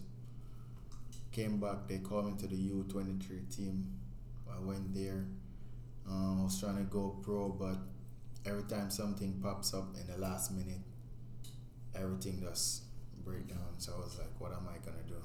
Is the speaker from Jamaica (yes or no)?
yes; Kingston, Jamaica; now in United States; I'm from Kingston, Jamaica